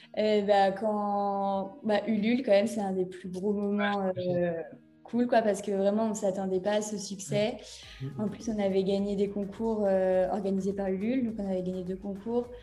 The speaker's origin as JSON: {"language": "French", "region": "Brittany", "country": "France", "said": "je suis également bretonne"}